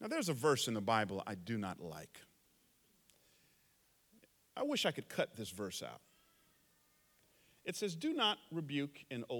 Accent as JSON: {"language": "English", "region": "the South", "country": "United States", "tie": "born or raised there", "moved": "yes", "lives_now": "San Jose, United States", "said": "I grew up in the South back in the 70s and 80s"}